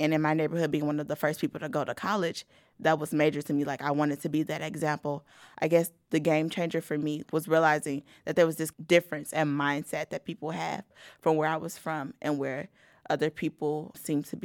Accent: Gary, Indiana, United States; Growing up in Gary and then going to Valpo

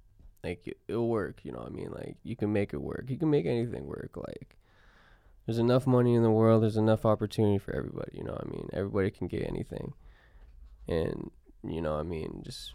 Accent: Arizona, United States; we're from Arizona. All we do is swim in pools.

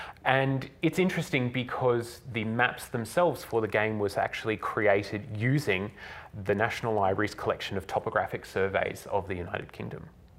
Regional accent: Australia; It's published in Australia. I'm Australian. The theme is Australian.

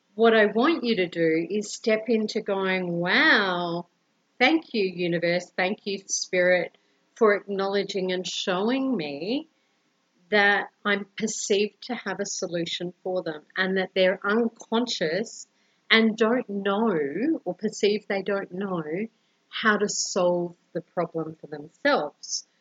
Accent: Brisbane, Queensland, Australia; now in Colombia; I'm originally from Brisbane, Australia, and currently living in Colombia, South America

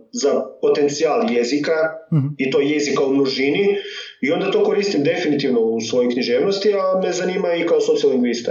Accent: Međimurje County, Croatia; accent: Kajkavian; first language Kajkavian; also born or lived in Germany; onda smo se vratili u Međimurje

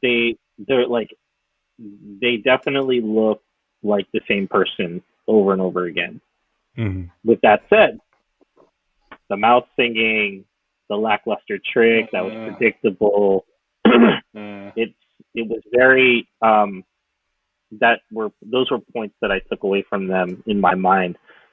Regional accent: Philippines; like me being Filipino, us being Filipino.

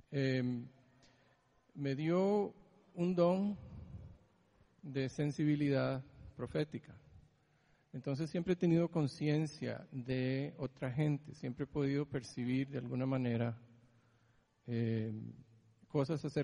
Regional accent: Greece; born there; Yo nací en Grecia. Eh, hace demasiado tiempo.

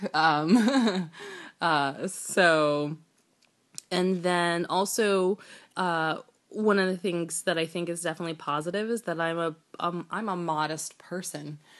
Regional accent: United States; I was actually born in the United States, and I was raised in New York, New Jersey, in, during the eighties and nineties

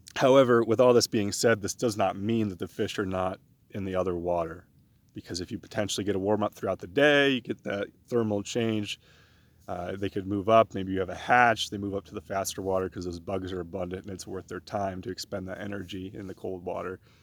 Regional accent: East Coast, United States; moved away; also born or lived in New York / Pennsylvania; I grew up on the East Coast in New York and in Pennsylvania doing a lot of my fishing there

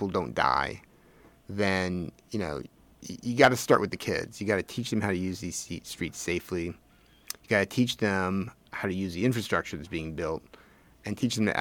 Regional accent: Los Angeles, California, United States; I grew up in Woodland Hills, and that's how our playgrounds were.

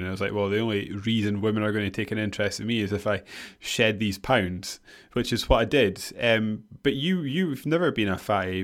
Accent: Scotland, United Kingdom; we're Scottish

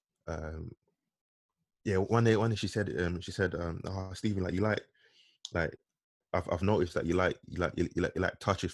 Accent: London, United Kingdom; we grew up in Tottenham, but yeah. my family, like, we had always like kind of moved around, but for me, Tottenham was like our most stable stage

